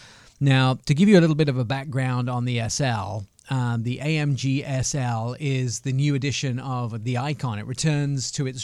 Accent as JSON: {"language": "English", "town": "Affalterbach", "region": "Baden-Württemberg", "country": "Germany", "tie": "born or raised there", "second_language": "English", "said": "And my German, although I speak it sometimes because I grew up in Germany, but I was fairly young, Alfeterbach."}